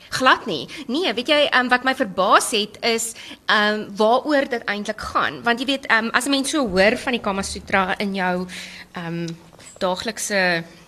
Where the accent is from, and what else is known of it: South Africa